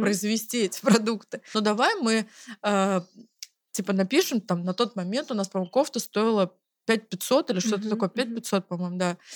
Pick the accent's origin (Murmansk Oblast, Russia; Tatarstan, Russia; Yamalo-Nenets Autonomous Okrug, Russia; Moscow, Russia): Moscow, Russia; Zelenograd; мы э, оба из Зеленограда, и там все друг друга знают